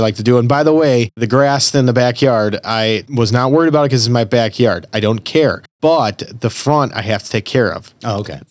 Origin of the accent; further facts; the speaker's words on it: Elmwood Park, Illinois, United States; I'm originally from Elmwood Park